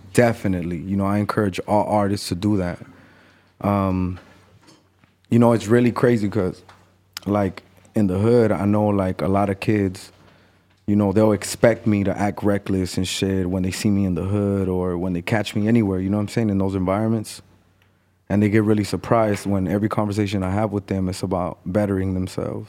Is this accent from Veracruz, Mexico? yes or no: no; Mexico City, Mexico; now in Los Angeles, United States; I remember being in Mexico and selling newspaper 'cause that's where I was born